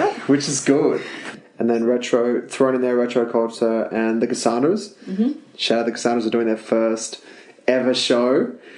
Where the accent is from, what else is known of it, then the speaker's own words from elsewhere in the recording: Tasmania, Australia; moved away; I'm from Tassie. I know what the country's like.